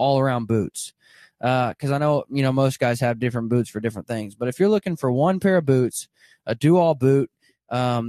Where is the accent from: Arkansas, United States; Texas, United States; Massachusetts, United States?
Arkansas, United States; Southern; I grew up in Southern Arkansas, or I grew up hunting in Southern Arkansas